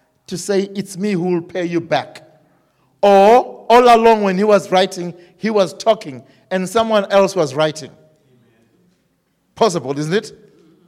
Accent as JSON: {"language": "English", "country": "Zimbabwe", "said": "we are from Zimbabwe"}